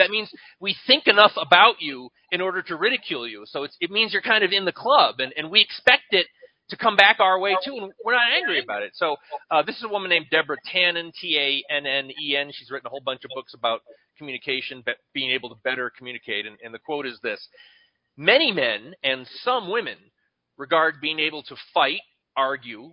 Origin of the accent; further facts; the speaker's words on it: Northeast, United States; moved away; I come from the Northeast. We're very sarcastic